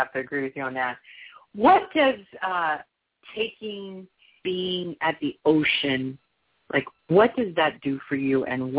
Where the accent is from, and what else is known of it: Los Angeles, California, United States; born or raised there